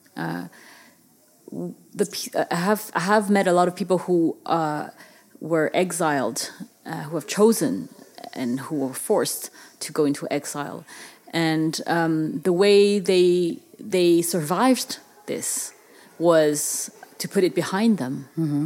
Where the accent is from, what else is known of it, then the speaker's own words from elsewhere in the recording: Paris, Île-de-France, France; when I grew up in France